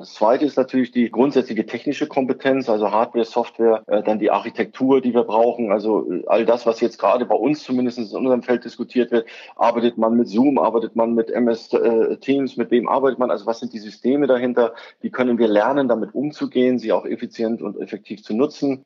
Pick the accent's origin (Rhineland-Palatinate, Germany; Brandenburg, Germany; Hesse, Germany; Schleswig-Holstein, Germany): Schleswig-Holstein, Germany; ich bin ja Schleswig-Holsteiner